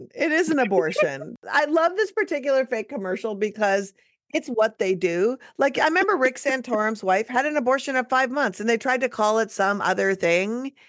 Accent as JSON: {"language": "English", "region": "Midwest", "country": "United States", "tie": "born or raised there", "lives_now": "Minnesota, United States", "said": "I grew up in the Midwest too."}